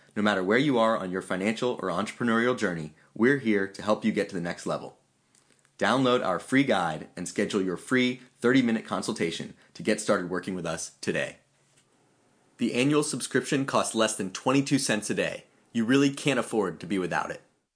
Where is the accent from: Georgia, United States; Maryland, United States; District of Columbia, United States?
Georgia, United States; Atlanta; my hometown of Atlanta